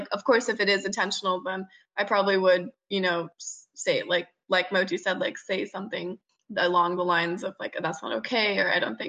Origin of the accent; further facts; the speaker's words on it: India; moved away; also born or lived in New York / Bay Area; I'm from India